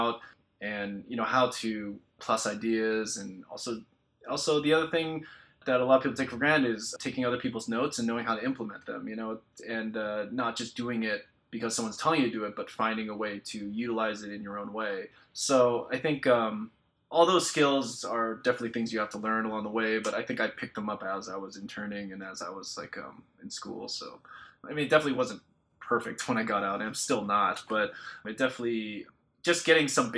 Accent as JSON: {"language": "English", "area": "Orange County", "region": "California", "country": "United States", "tie": "born or raised there", "said": "I more or less grew up in Orange County, so south of here"}